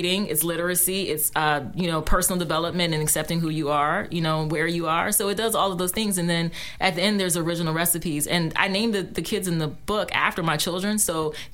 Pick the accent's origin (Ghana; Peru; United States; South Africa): United States; Washington, District of Columbia; also born or lived in Beckley, West Virginia; I was raised here too. Like, I went to Janney Elementary School.